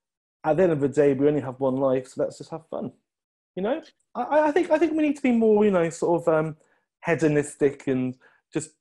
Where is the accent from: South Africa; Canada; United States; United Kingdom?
United Kingdom; Midlands; I'm not Northern, I'm from the Midlands.